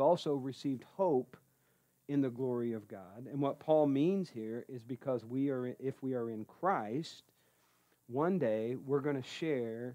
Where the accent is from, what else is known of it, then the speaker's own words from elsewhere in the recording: Columbus, Indiana, United States; I'm from Columbus, Indiana, right? Proud